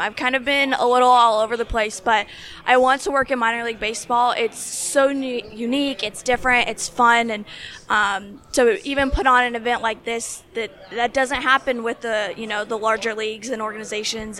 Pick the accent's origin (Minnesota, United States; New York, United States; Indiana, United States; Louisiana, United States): Indiana, United States; Indianapolis; I'm from Indianapolis, Indiana